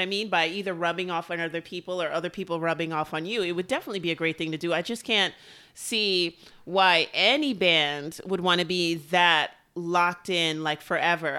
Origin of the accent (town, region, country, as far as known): New York City, New York, United States